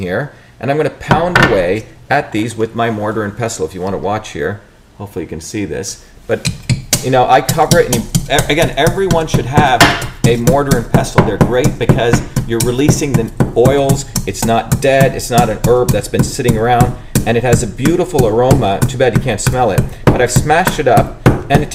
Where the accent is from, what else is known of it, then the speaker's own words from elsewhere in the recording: India; moved away; growing up in India